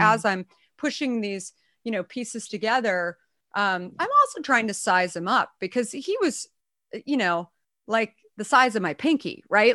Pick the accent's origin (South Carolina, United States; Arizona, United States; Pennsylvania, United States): Arizona, United States; also born or lived in New York; now in San Francisco Bay Area, United States; I grew up in Arizona, but I moved here from New York, um, in the mid nineties